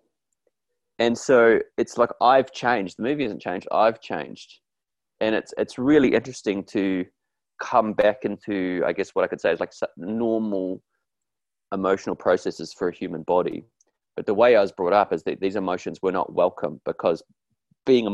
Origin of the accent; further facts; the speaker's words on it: New Zealand; I grew up in New Zealand in a rugby crazed, stoic, hardcore place, kind of like Australia, really